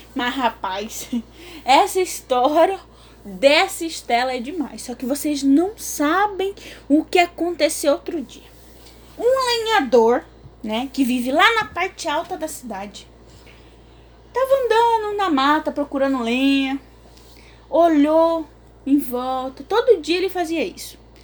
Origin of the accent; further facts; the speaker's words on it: Corumbá, Mato Grosso do Sul, Brazil; eu sou de Corumbá, Mato Grosso do Sul